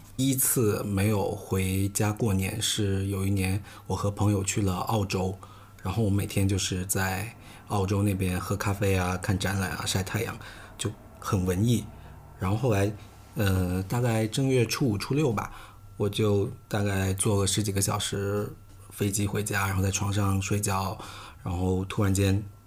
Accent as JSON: {"language": "Chinese", "region": "Guangdong", "country": "China", "moved": "yes", "lives_now": "Beijing, China", "said": "我们都是潮汕人，然后都很迷信"}